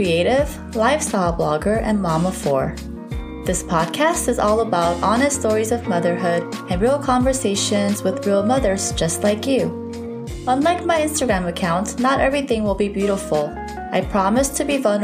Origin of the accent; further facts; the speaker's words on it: Southern California, United States; also born or lived in South Korea; I currently reside in Southern California. I was born in South Korea. I came here as a young kid, and ever since then, I've lived in different parts of SoCal